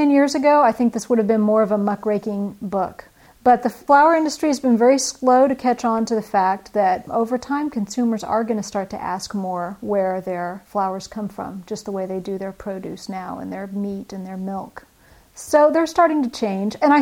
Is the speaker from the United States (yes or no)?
yes; Northern California, United States; my hometown in Northern California